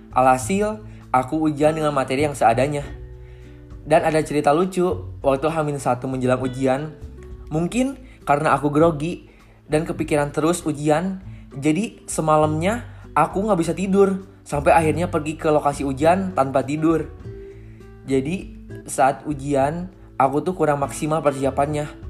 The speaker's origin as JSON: {"language": "Indonesian", "town": "Bandung", "region": "West Java", "country": "Indonesia", "said": "Saya berasal dari Bandung."}